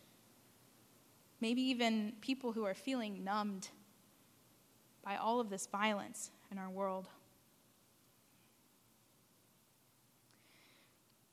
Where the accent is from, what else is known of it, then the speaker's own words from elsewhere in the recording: San Antonio, Texas, United States; where I grew up in San Antonio